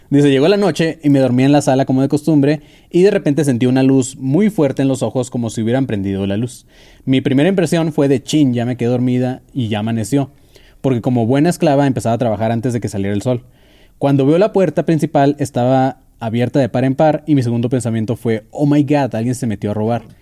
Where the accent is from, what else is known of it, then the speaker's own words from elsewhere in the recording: Mexico City, Mexico; Yo soy de Ciudad de México, soy letrada y viajaba como mi buen Lupis Trupis. Eh, pero me fui a probar suerte a Cancún.